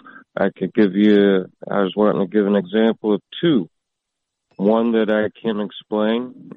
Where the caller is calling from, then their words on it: Michigan, United States; calling from the great state of Michigan